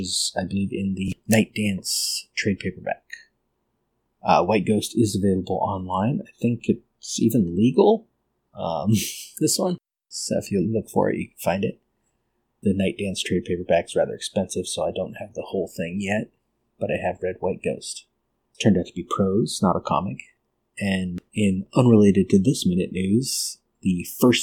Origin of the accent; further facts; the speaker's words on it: California, United States; growing up in California